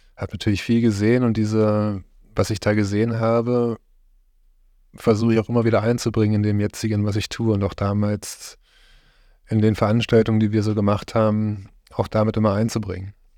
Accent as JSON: {"language": "German", "area": "Haldensleben area", "region": "Saxony-Anhalt", "country": "Germany", "tie": "born or raised there", "said": "Ich bin hier in der Gegend aufgewachsen, bin hier in Heidensleben geboren"}